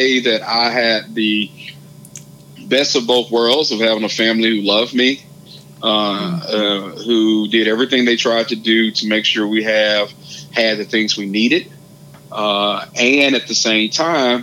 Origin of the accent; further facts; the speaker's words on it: Hazlehurst, Mississippi, United States; I'm from Hazelhurst, a small town of about 4,000 people, and I grew up 9 miles outside of the town